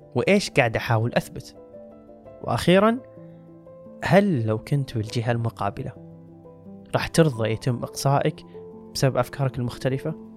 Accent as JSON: {"language": "Arabic", "country": "Saudi Arabia", "said": "عندنا بالسعودية"}